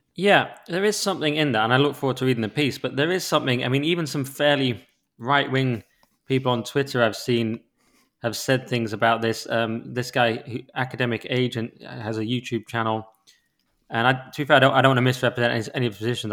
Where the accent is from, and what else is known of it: England, United Kingdom